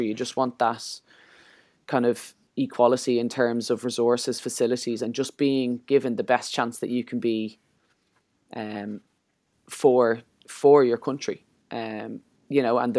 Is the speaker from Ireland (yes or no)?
yes; Ireland; as Irish people